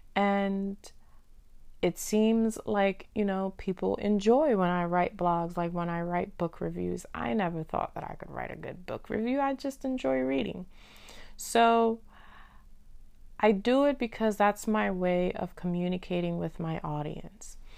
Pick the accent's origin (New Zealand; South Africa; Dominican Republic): Dominican Republic; I'm from Dominican Republic